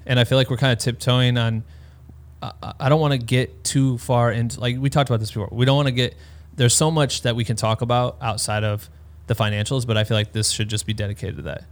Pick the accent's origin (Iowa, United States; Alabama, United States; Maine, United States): Iowa, United States; now in Los Angeles, United States; I'm from Iowa